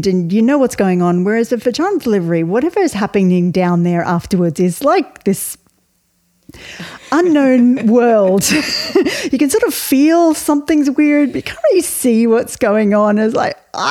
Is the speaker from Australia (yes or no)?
yes; Melbourne, Victoria, Australia; moved away as an adult; now in Ireland; I was raised in Australia, you can tell from my accent